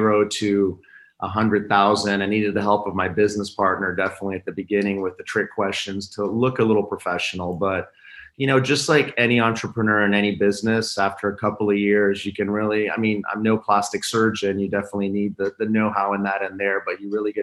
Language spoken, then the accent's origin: English; Italy; also born or lived in France / New York / Washington; now in Miami, United States; So I was born in Italy. Both parents are Italian, but pretty much now I've lived half my life in the States and half my life in Europe between France and Italy.